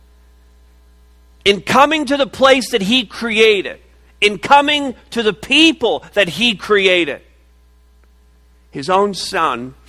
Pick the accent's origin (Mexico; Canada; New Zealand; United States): Canada; Montreal, Quebec; moved away; I was born in Montreal. It's a pretty amazing place to be born